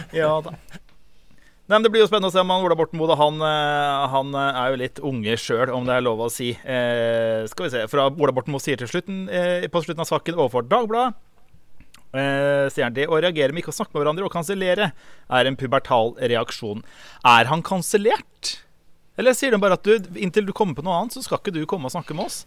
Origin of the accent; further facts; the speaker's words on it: Østfold, Norway; da jeg var ung i Østfold.